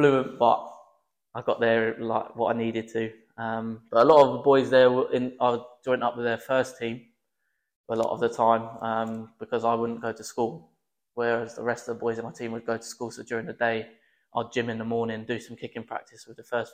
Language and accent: English; Feltham, London, United Kingdom; Feltham's my hometown